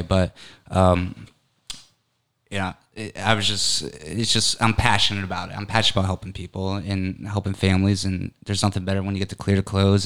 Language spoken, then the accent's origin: English; Connecticut, United States; I'm originally from Connecticut. So I lived in Connecticut my whole life